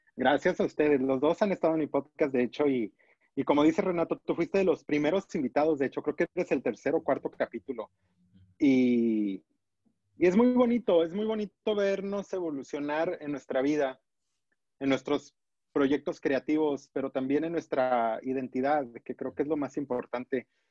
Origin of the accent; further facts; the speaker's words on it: Los Altos de Jalisco, Mexico; como persona de pueblo, de los Altos de Jalisco